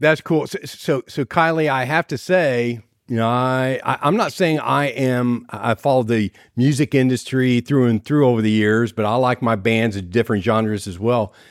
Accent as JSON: {"language": "English", "region": "Ohio", "country": "United States", "moved": "yes", "said": "We're originally from the Ohio area"}